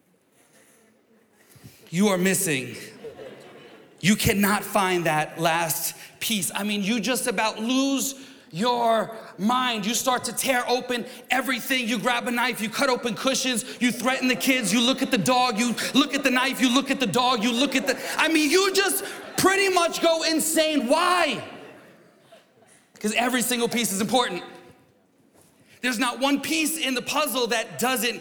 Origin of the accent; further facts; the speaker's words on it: New York, United States; I'm from New York